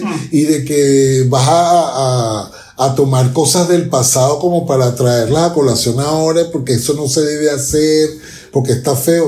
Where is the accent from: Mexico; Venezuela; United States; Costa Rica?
Venezuela; now in Chile; yo como venezolano